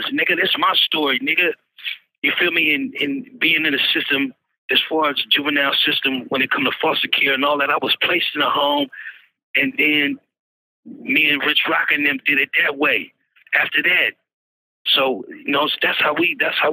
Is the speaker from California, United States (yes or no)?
yes; San Francisco, California, United States; I was born in San Francisco, California.